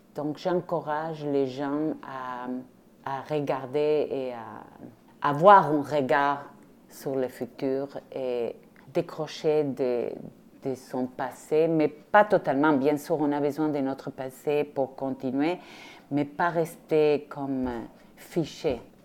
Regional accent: Rosario, Santa Fe, Argentina; French is a second language; now in Quebec, Canada; Je viens de l'Argentine, mais pas de Buenos Aires. Je viens de Rosario, la deuxième ville en Argentine

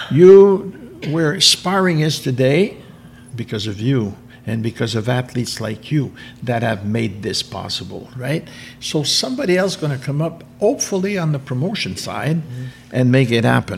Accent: Canada; being French Canadian

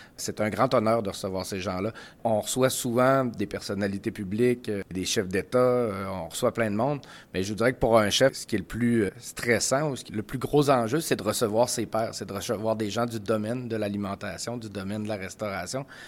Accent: Saguenay, Quebec, Canada; now in Charlevoix, Canada; Je pourrais dire que Charlevoix est ma région d'adoption, mais euh, j'ai grandi au Saguenay.

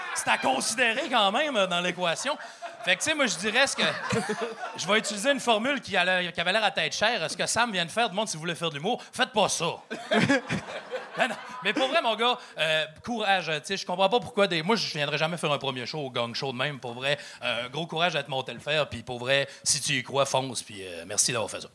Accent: Saguenay, Quebec, Canada; je viens de Saguenay

